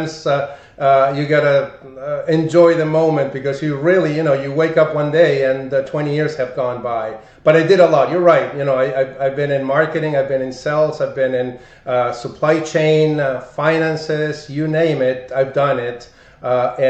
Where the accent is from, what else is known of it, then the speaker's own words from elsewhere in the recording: Argentina; English is a second language; moved away as an adult; also born or lived in Buenos Aires; now in United States; I'm from Argentina